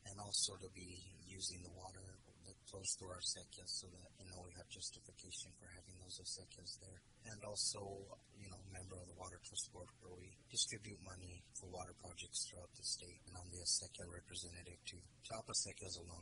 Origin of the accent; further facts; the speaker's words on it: Pecos, New Mexico, United States; I was raised in Pecos, New Mexico. I'm a 13th generation New Mexican.